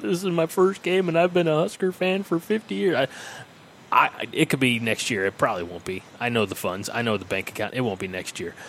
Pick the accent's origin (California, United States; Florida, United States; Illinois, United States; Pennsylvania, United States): Illinois, United States; moved away as an adult; also born or lived in Chadron, Nebraska; now in Nebraska, United States; I'm from Illinois.